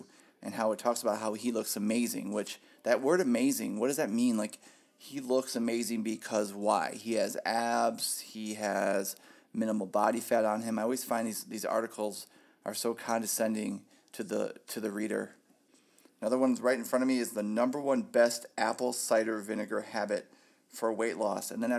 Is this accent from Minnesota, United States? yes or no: no; Ohio, United States; moved away as an adult; now in Phoenix, United States; I'm from Ohio.